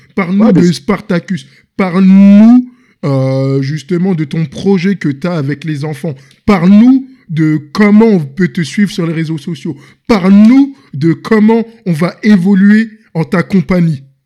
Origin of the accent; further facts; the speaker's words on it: Senegal; moved away as an adult; also born or lived in Paris, France; je suis originaire du Sénégal